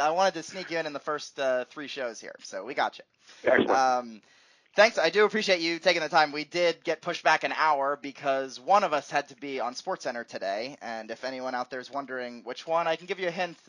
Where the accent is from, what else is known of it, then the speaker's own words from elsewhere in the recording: Philadelphia, Pennsylvania, United States; when I was growing up in Philly